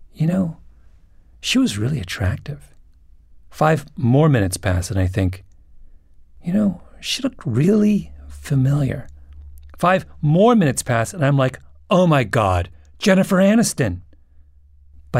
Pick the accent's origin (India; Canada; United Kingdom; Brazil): Canada; Ontario; my hometown in Ontario